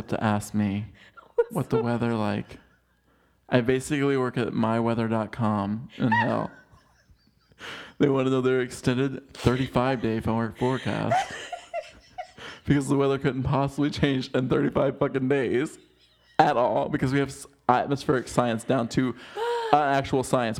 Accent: United States; I'm American

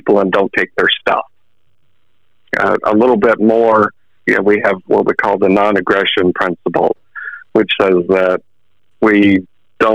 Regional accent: Pensacola, Florida, United States; also born or lived in Orange Park, Florida; I was born in Pensacola, raised in the Panhandle.

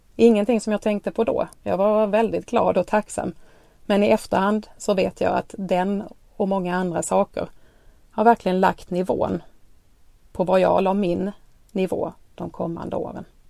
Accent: Skåne, Sweden; accent: Skåne dialect; bor i Skåne som ni säkert har hört på dialekten

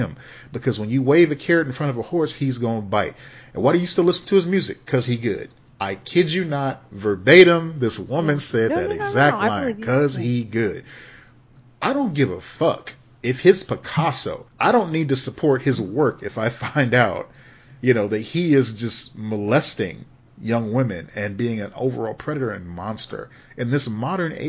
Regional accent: Chicago, Illinois, United States; growing up in Chicago

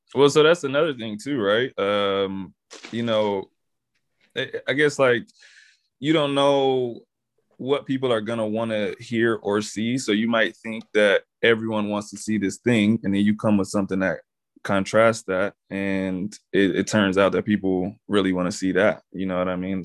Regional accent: Texas, United States; I'm from Texas

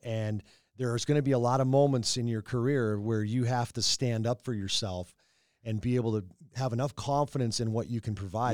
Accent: North Saint Paul, Minnesota, United States; growing up in North Saint Paul

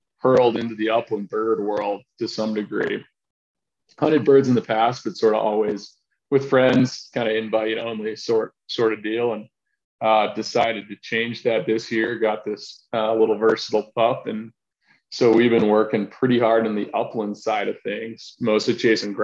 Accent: Maryland, United States; now in Idaho, United States; growing up in Maryland

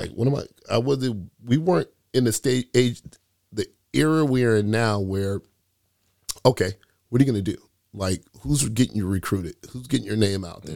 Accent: Sacramento, California, United States; also born or lived in Philippines; I am a true Sacramento, uh, grassroots guy f-, through and through. meaning that I went to, grew up in high school here in Sacramento

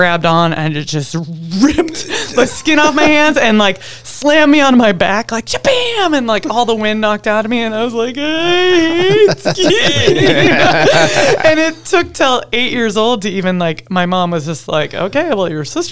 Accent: Federal Way, Washington, United States; now in Alaska, United States; I grew up in Washington State, between Seattle and Tacoma, in a little town called Federal Way

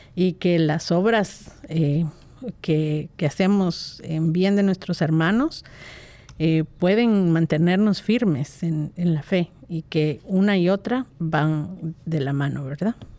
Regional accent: Guatemala; pensaba mucho en las Navidades de mi niñez y eh, cómo, las vivía eh, en, Guatemala

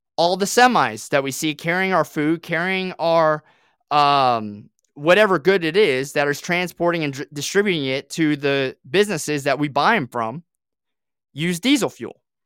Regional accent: Southwest Florida, United States; moved away as an adult; also born or lived in Australia; now in Tennessee, United States; I grew up here in Florida, in Southwest Florida

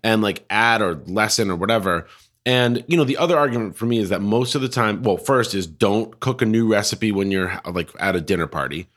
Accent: Colorado, United States; now in Portland, United States; I'm from Colorado.

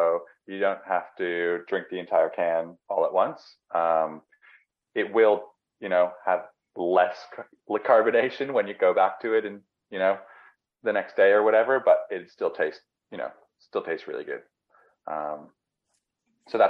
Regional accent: Canada; now in Melbourne, Australia; I'm Canadian

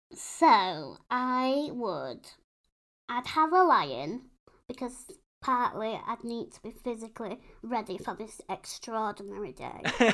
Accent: United Kingdom; we're British.

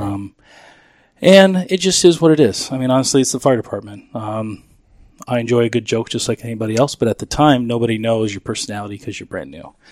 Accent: Chandler, Arizona, United States; also born or lived in San Francisco, California; Grew up down South Chandler

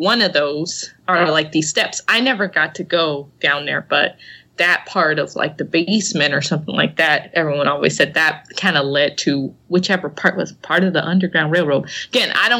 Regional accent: Cincinnati, Ohio, United States; I'm from Cincinnati, born and raised

